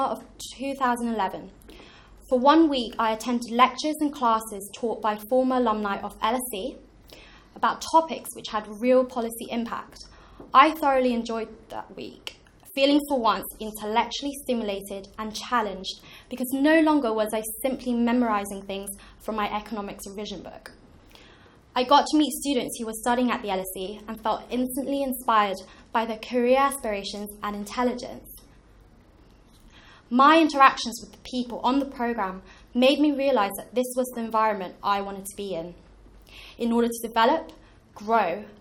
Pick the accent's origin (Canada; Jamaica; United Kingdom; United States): United Kingdom; London; Growing up in Tower Hamlets, which is classed as one of the most deprived boroughs in London